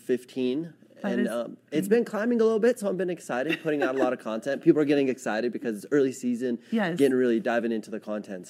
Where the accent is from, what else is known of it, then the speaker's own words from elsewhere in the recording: Edwards, Colorado, United States; I was born and raised in Edwards